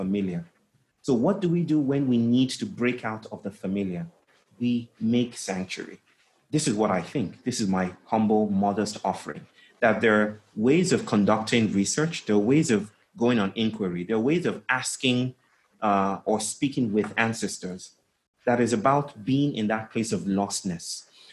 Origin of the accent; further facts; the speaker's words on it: Nigeria; I grew up in Nigeria most of the time. We traveled a lot, but I grew up in Nigeria